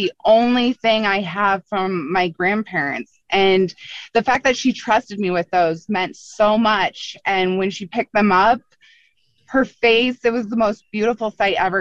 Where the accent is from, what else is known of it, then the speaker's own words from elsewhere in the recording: Longmont, Colorado, United States; I grew up in Longmont.